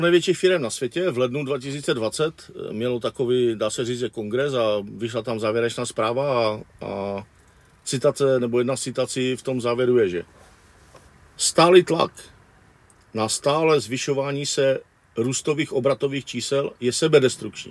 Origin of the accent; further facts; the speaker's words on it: Wallachia, Zlín Region, Czechia; odkud pocházím já z Valašského regionu